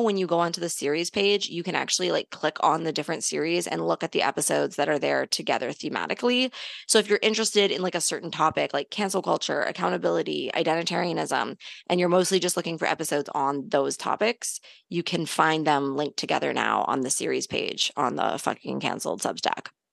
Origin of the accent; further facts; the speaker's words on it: Canada; we're Canadian